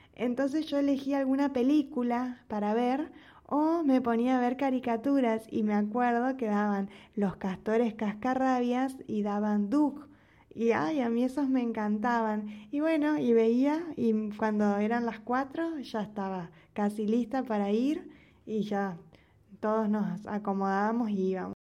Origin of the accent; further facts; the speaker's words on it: Argentina; now in Mexico; yo como argentina contando mi experiencia en México